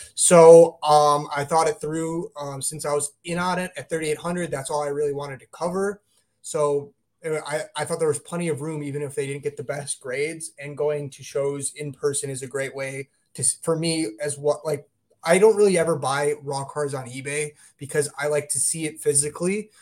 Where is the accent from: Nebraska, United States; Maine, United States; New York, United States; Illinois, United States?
Illinois, United States; Glenview; I live in, uh, my hometown is, uh, Glenview. So, it's, it's a suburb of Chicago